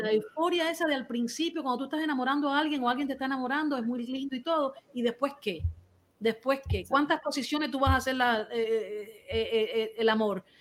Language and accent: Spanish; Cuba; Aquí todos somos cubanos